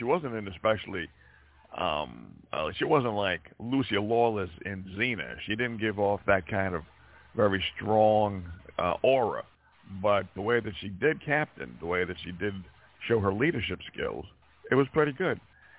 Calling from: Montana, United States; from Montana.

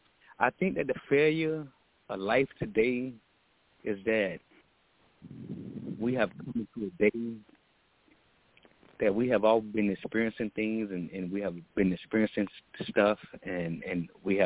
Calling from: Texas, United States; I'm calling out of Texas.

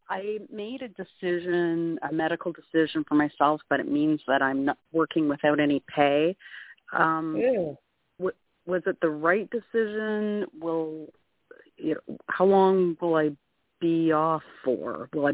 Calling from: Canada; I'm calling from Canada.

